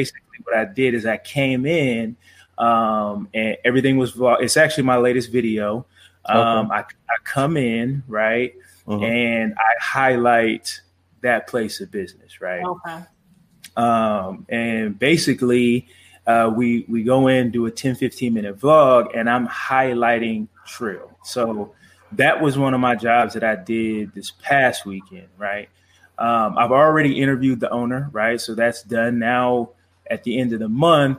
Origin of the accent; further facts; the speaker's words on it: Los Angeles, California, United States; moved away as an adult; also born or lived in Arizona; now in Chandler, United States; I'm from Los Angeles, California, right? And I moved here, went to school at Arizona State, and I'm still here.